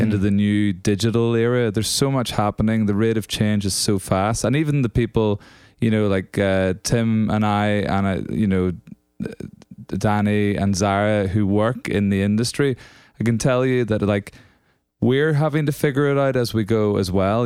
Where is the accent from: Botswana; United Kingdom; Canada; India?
United Kingdom; Northern Ireland; moved away; also born or lived in Scotland; so I'm from Northern Ireland originally, if you can't tell by this accent